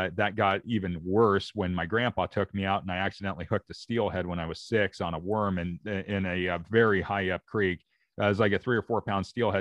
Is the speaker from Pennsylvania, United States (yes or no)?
no; Oregon, United States; I'm from Oregon. So here in the Pacific Northwest